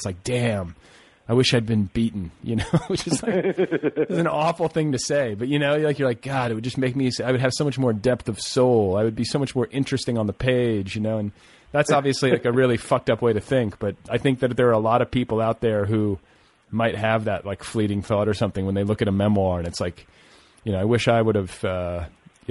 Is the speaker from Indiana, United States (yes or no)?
yes; Indiana, United States; moved away; also born or lived in Boulder, Colorado; growing up in Indiana